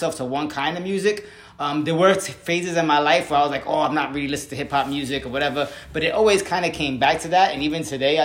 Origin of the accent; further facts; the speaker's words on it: New York City, New York, United States; growing up in the Bronx